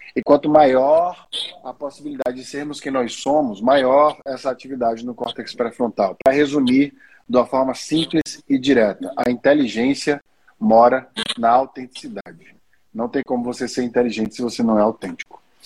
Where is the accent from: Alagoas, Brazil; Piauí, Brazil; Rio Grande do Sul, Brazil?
Alagoas, Brazil; Maceió; pelo meu sotaque britânico, vocês já devem ter percebido que eu sou de Maceió